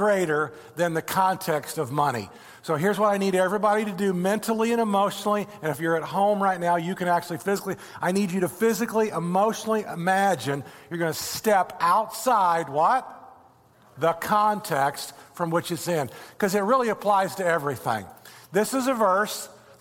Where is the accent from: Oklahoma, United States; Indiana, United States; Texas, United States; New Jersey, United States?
Indiana, United States; now in Florida, United States; I'm from Indiana. I grew up with corn and soybeans everywhere